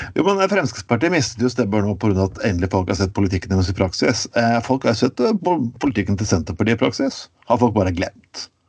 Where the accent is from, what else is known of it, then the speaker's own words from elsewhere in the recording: Skien, Telemark, Norway; moved away; Jeg vokste opp i Skien og, øvrig, uh, eh, og vokste opp i Telemark